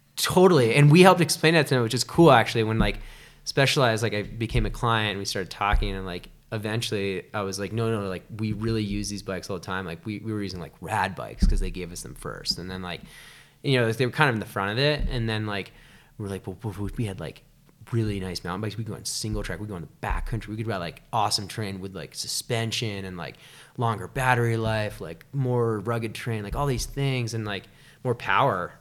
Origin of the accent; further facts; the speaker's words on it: Shelburne, Vermont, United States; moved away as an adult; also born or lived in China; now in Lake Tahoe, United States; I grew up in Shelburne